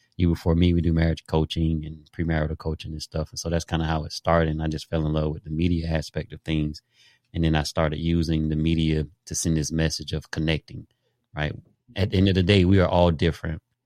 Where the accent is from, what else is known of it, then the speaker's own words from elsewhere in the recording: Daytona Beach, Florida, United States; I grew up in Daytona Beach, Jackie Robinson Stadium, five minutes from my house.